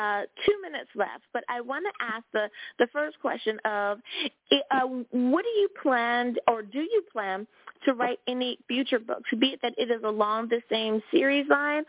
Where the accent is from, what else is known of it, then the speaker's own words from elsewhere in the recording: United States; my home country, the good old U.S.